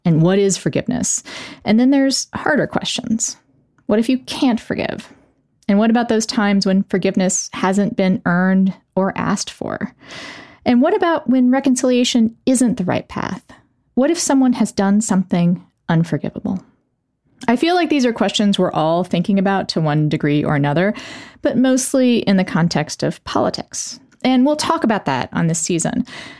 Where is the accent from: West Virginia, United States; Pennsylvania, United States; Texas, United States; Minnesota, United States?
Texas, United States; as a native Texan myself, I got the year of Texas history